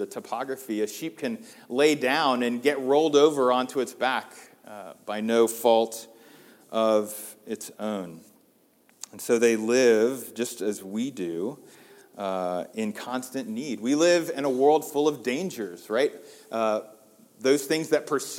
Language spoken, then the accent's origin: English; United States; as American Christians